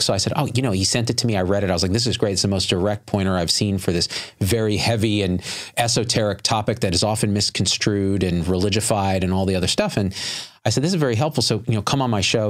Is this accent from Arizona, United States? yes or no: no; Clovis, California, United States; growing up in the Central Valley of California, rural Clovis, California